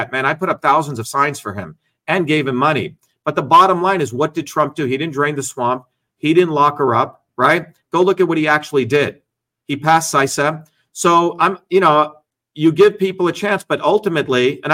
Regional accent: Newark, New Jersey, United States; moved away as an adult; also born or lived in India / Paterson, New Jersey / Clifton, New Jersey; now in Boston, United States; I came from India in 1970 when I was a kid, grew up in Jersey, in Newark, you know, in Patterson, Clifton

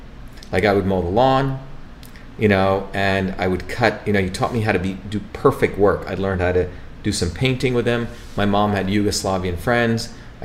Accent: Paterson, New Jersey, United States; also born or lived in India; And we come from India to Paterson, New Jersey, which is another wild place.

